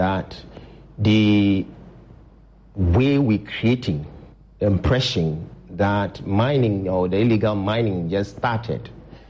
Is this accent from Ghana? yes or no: yes; Ghana; I'm worried as a Ghanaian.